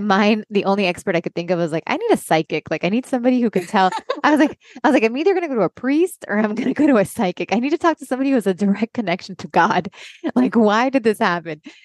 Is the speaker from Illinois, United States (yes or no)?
no; Miami, Florida, United States; moved away as an adult; also born or lived in Los Angeles; now in North Carolina, United States; I grew up here in Miami, a Cuban Catholic parents